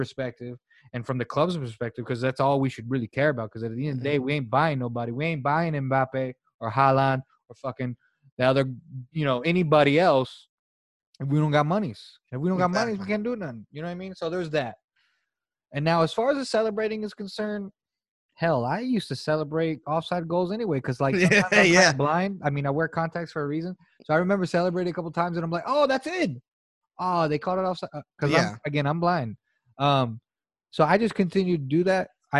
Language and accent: English; United Kingdom; I don't know if it's a British thing, like a British arrogance of, like, we're British.